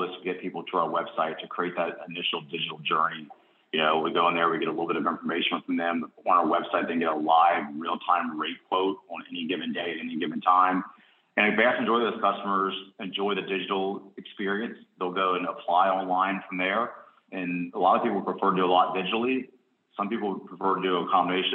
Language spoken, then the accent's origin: English; Cincinnati, Ohio, United States; moved away as an adult; now in Charlotte, United States; I grew up in Cincinnati, Ohio area